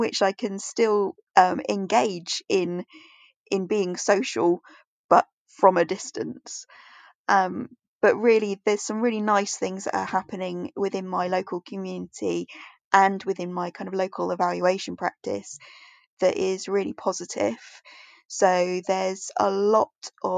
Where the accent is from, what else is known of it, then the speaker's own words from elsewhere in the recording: near Portsmouth, South East England, United Kingdom; I'm from England on the south coast near a place called Portsmouth